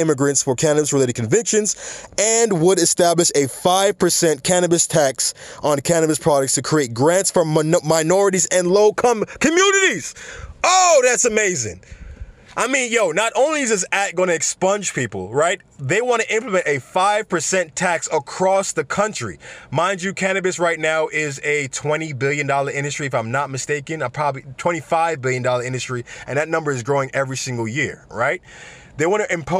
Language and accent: English; Jamaica; I'm Jamaican myself